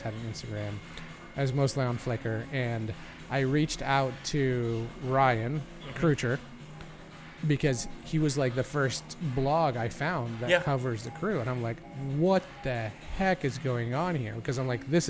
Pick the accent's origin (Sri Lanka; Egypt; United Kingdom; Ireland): Egypt; moved away; Growing up in Egypt, just in case you didn't know that. I did grow up in Egypt.